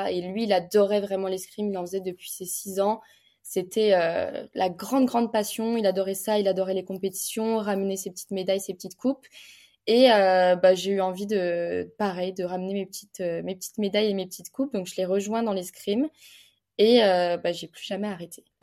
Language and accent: French; Bordeaux, Nouvelle-Aquitaine, France; now in Paris, France; j'ai 23 ans, je suis la cadette d'une famille de 5 filles, euh, je suis de Bordeaux, je pratique l'escrime à haut niveau et je vis à l'INSEP à Paris